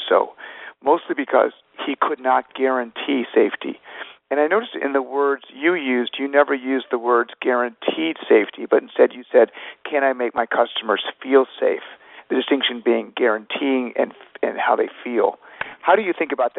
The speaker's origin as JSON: {"language": "English", "town": "Glencoe", "region": "Illinois", "country": "United States", "tie": "born or raised there", "said": "starting in 1967, we moved to Glencoe, a suburban town 20 miles north of Chicago"}